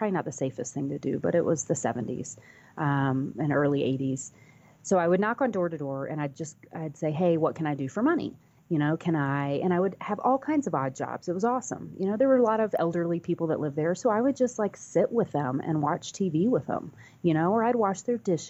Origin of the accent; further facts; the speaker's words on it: North Carolina, United States; also born or lived in Virginia / Washington, D.C.; I grew up, I was born in Virginia, Washington, D.C., and then ended up in North Carolina primarily